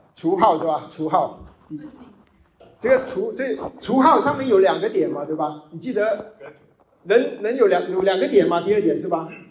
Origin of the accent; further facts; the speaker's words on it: China; 因为我们是中国人，很多 background，我们是无神论的 background